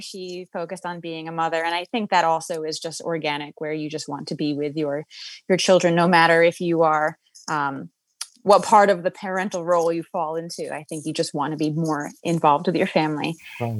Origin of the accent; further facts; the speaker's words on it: New York City, New York, United States; also born or lived in Queens, New York; I'm born and raised in Manhattan, and uh, spent a lot of my life as well in Queens.